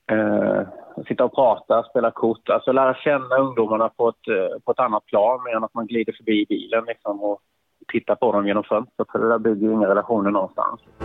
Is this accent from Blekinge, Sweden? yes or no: yes; Karlskrona, Blekinge, Sweden; född och uppvuxen i eh, Karlskrona